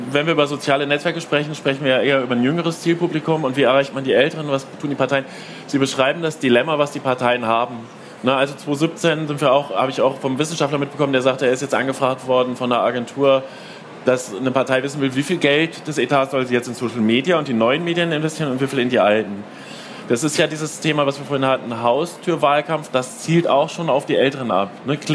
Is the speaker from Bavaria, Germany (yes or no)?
no; Saxony, Germany; wobei das im ländlichen Raum, wir kommen aus Sachsen, heikel ist, sag ich mal.